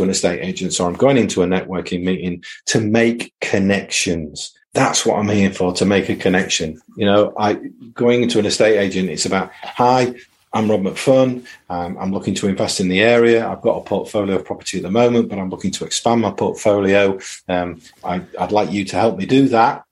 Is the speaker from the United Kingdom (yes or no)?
yes; United Kingdom; also born or lived in East Riding of Yorkshire; we're British